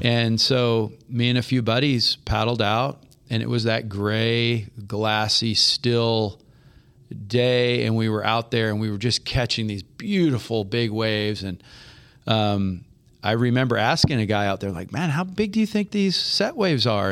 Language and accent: English; Half Moon Bay, California, United States; moved away; I grew up surfing in Half Moon Bay in the San Francisco Bay Area